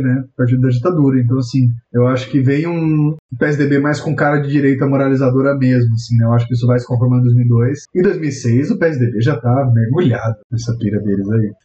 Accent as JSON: {"language": "Portuguese", "region": "interior of São Paulo", "country": "Brazil", "also_born_or_lived": "Curitiba", "moved": "yes", "said": "eu sou interior de São Paulo"}